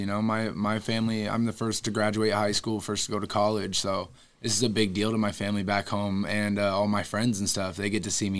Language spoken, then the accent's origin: English; Tacoma, Washington, United States; now in San Antonio, United States; I'm from Tacoma, Washington.